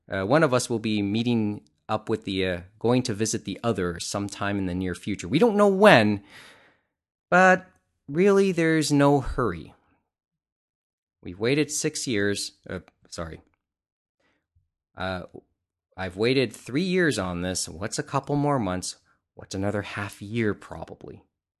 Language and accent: English; Canada; it's kind of illustrates one of the frustrations of being Canadian.